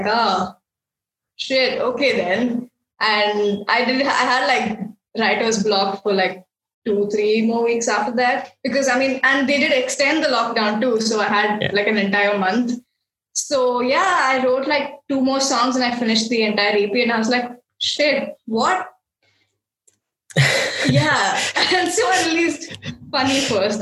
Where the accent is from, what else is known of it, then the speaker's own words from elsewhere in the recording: Bangalore, Karnataka, India; I'm from Bangalore and I am an artist.